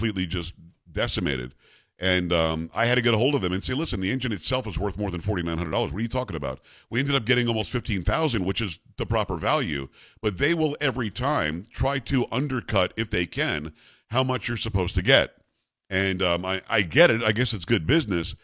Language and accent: English; South Florida, United States; moved away; I used to live in South Florida. I grew up in South Florida, Hurricane Alley.